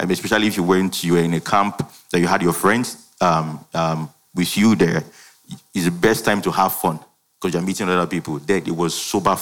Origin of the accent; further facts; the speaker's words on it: Ibadan, Oyo, Nigeria; I schooled in Ibadan. I grew up in Ibadan.